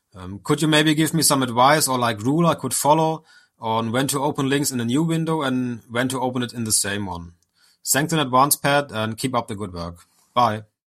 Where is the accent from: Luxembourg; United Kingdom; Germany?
Germany; I'm from Germany